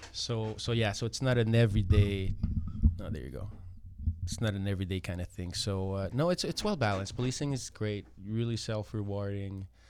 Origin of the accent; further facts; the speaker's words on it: Montreal, Quebec, Canada; moved away as an adult; now in Toronto, Canada; I'm born and raised in Montreal. I moved to Toronto.